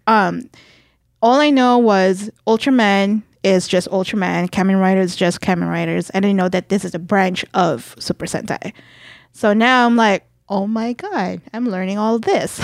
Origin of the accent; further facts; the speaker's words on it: Philippines; moved away; growing up in the Philippines